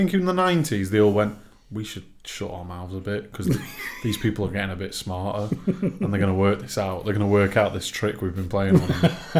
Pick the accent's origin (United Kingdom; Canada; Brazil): United Kingdom; North West England; accent: northern, a bit of Manc, a bit of Scouse; I've got my northern kind of accent. I don't, a bit of Manc, a bit of. Sometimes a bit of Scouse.